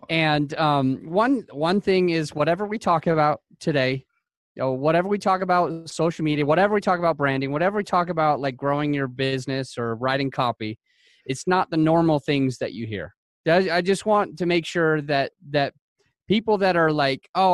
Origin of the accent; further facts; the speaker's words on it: Utah, United States; I am from Utah.